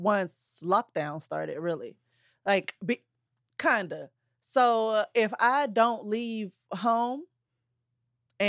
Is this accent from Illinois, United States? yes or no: yes; Belleville, Illinois, United States; I'm not exactly from St. Louis, so I'm from the Illinois side, Belleville, Illinois